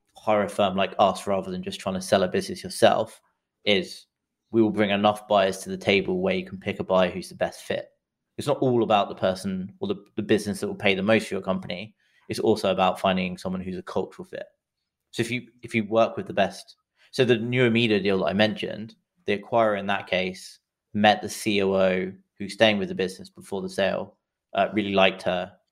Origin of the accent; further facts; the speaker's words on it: England, United Kingdom; accent: English; moved away as an adult; also born or lived in London; now in San Francisco, United States; as you can tell from the accent, I'm English, but I live in, uh, San Francisco